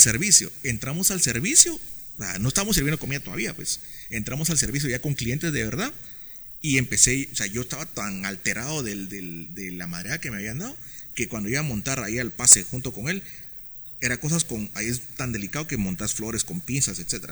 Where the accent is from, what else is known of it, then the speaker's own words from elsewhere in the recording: Guatemala City, Guatemala Department, Guatemala; also born or lived in Spain / Denmark; yo, nací acá en la ciudad. Eh, yo, yo, durante 27 años viví en la zona 18.